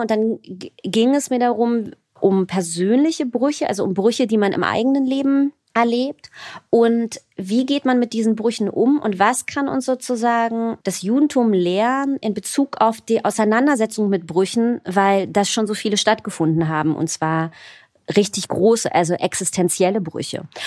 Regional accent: Berlin, Germany; also born or lived in Tel Aviv; ich bin ja in Berlin geboren und in Berlin auch aufgewachsen

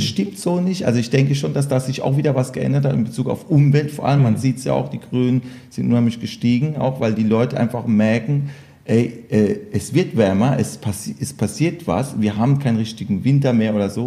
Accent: Electoral Palatinate, Kurpfalz, Germany; ich bin Kurpfälzer

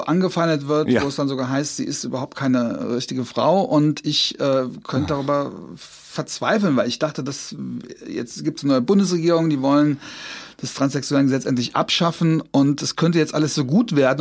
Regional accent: Trier, Rhineland-Palatinate, Germany; accent: Trierer; ich komme aus Trier

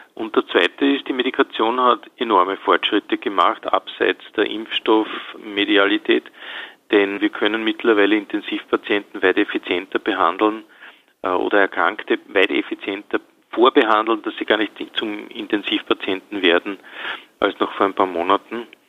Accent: Austria; bei uns in Österreich

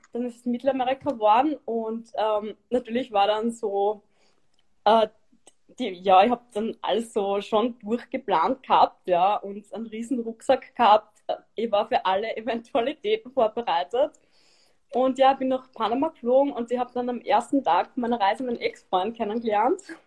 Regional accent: Styria, Austria; moved away; also born or lived in Vienna; ich bin gebürtige Steirerin und ich habe lang in Wien gelebt

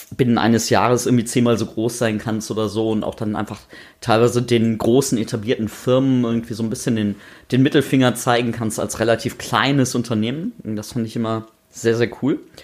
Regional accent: North Rhine-Westphalia, Germany; ich bin in Nordrhein-Westfalen aufgewachsen, irgendwo auf dem Land

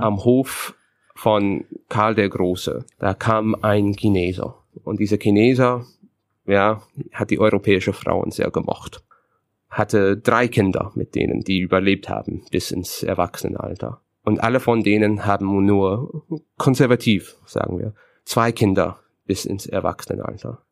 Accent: Canada; German is a second language; moved away as an adult; now in Berlin, Germany; ich bin Kanadier, ich bin geborener Kanadier, ich bin dort aufgewachsen, ich bin kultureller Kanadier

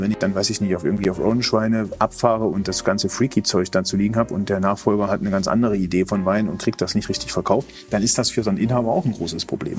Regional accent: Germany; wir Deutschen

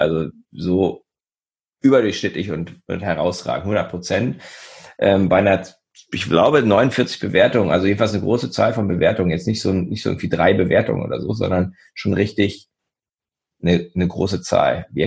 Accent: Göttingen, Lower Saxony, Germany; Göttingen ist meine Heimatstadt

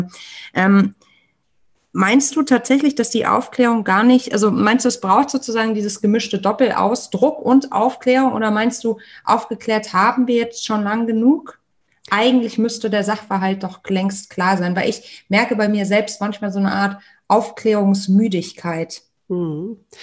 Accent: Germany; wir als Deutsche, als deutsche UnternehmerInnen

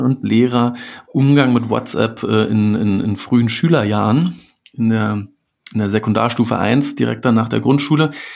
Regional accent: Berlin, Germany; als Berliner

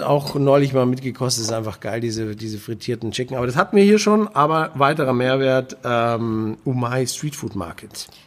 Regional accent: Bavaria, Germany; ich bin Bayer

